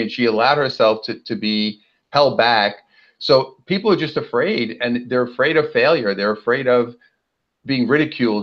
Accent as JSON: {"language": "English", "town": "New York City", "region": "New York", "country": "United States", "moved": "yes", "lives_now": "Southern California, United States", "said": "Well, I'm originally from uh, Brooklyn, New York, and now I live out here in sunny Southern California."}